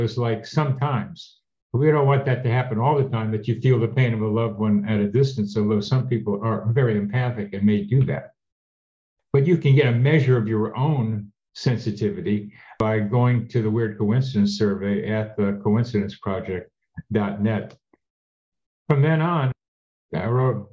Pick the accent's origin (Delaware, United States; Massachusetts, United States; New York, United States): Delaware, United States; Wilmington; also born or lived in Shaker Heights, Ohio; I didn't move to Wilmington until I was 11